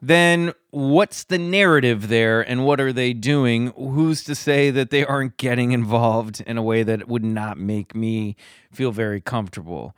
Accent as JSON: {"language": "English", "region": "Kansas", "country": "United States", "tie": "born or raised there", "said": "I grew up in the Midwest in Kansas"}